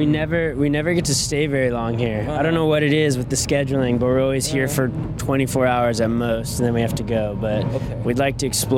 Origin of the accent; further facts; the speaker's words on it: Southern California, United States; our growing up in Southern California